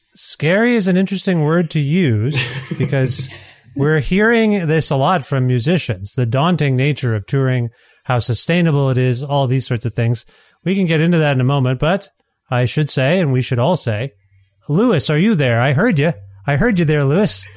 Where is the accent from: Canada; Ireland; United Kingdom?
Canada; I'm a Canadian.